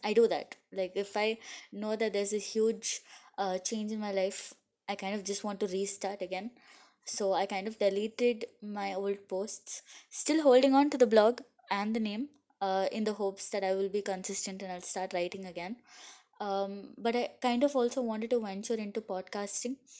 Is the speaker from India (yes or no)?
yes; India; I'm from India